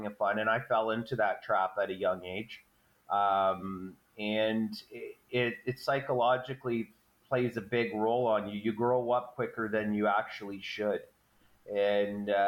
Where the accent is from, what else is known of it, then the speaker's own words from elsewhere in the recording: Fonthill, Ontario, Canada; I'm from the Niagara region, a little town called Fawn Hill. I basically grew up there.